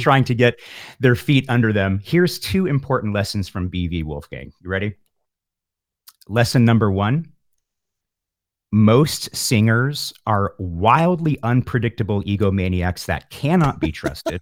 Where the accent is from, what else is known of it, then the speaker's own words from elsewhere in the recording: San Francisco, California, United States; also born or lived in Pacifica, California; I grew up in the San Francisco Bay Area